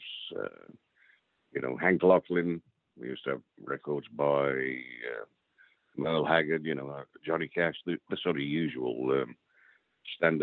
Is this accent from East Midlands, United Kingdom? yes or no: yes; Derbyshire, East Midlands, United Kingdom; born and raised in Derbyshire